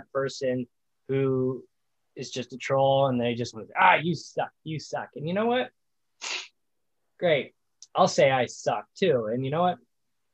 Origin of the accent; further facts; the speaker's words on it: Indiana, United States; I grew up in Indiana. I grew up down the street from Indianapolis.